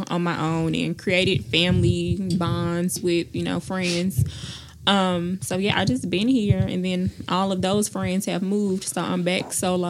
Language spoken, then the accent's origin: English; St. Louis, Missouri, United States; moved away as an adult; now in Huntsville, United States; I'm originally from St. Louis, but I've been in Huntsville since 18.